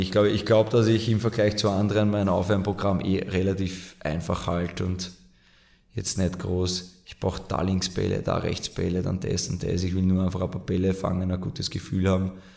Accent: Mödling District, Lower Austria, Austria; in meiner Heimat im Bezirk Mödling

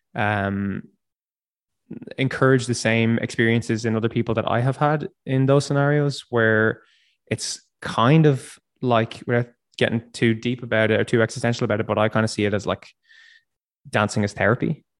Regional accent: Dundalk, Leinster, Ireland; moved away as an adult; also born or lived in Dublin; now in Berlin, Germany; I grew up in in near Dundalk, and I've been I've been living in Dublin for ten years.

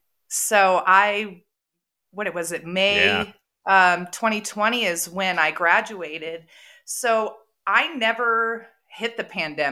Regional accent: San Diego, California, United States; now in Colorado, United States; I'm from San Diego. When you grow up there, people are not self-employed there. You work for people. I currently live in Colorado, where everybody is self-employed.

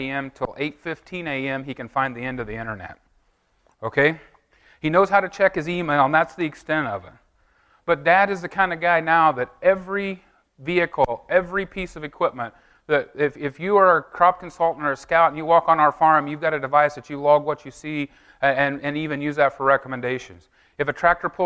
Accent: Effingham, Illinois, United States; I'm from Effingham, Illinois

